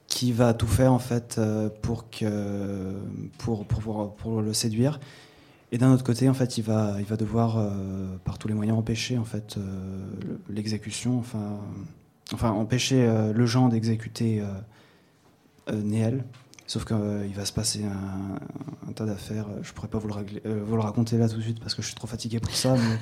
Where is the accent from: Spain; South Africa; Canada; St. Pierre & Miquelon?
St. Pierre & Miquelon; Saint-Pierre; also born or lived in Paris; je suis pas né à Saint-Pierre. Enfin, à la base, euh, je viens de Paris et puis je suis arrivé quand j'avais 4 euh, ans, 5 ans, 4 ans